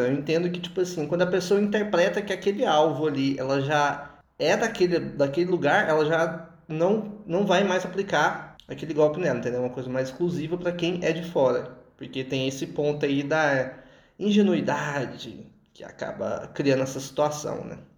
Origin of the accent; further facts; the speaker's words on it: Goiânia, Goiás, Brazil; sou de Goiânia